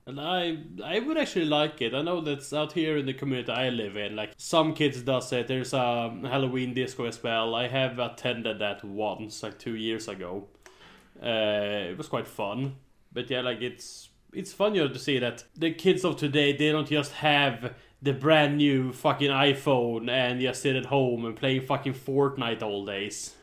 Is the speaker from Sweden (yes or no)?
yes; Sweden; I'm born and raised in Sweden